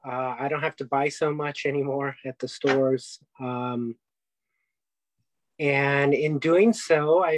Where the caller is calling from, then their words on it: Arcadia, California, United States; I'm calling in from Arcadia, California.